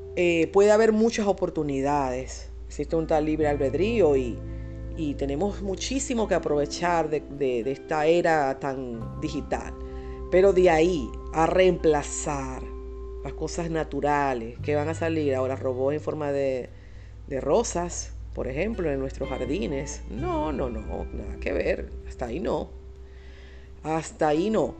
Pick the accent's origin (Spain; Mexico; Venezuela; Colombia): Venezuela; en mi país. Por cierto, en país Venezuela